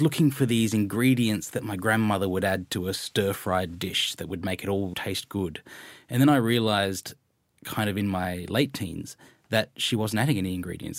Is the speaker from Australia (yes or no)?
yes; Australia; also born or lived in Malaysia; growing up in Malaysia and Australia